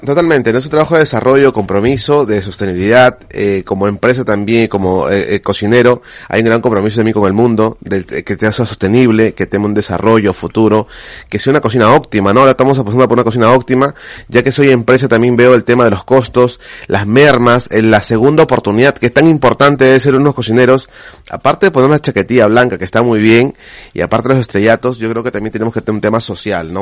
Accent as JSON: {"language": "Spanish", "country": "Peru", "moved": "yes", "lives_now": "Spain", "said": "Siendo peruano"}